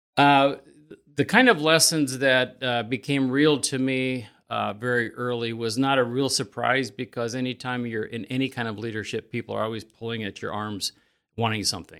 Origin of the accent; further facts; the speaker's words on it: Elkhart County, Indiana, United States; I grew up in Elkhart County, and when I was eighteen, I swore I was gonna bail outta here